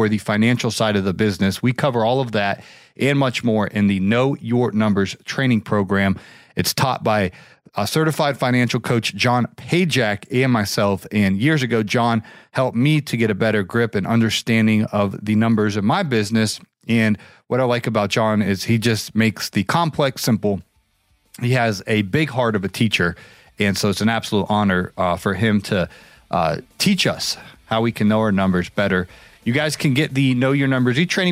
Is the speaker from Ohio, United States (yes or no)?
yes; Ohio, United States; in my home state, the Buckeye State, Ohio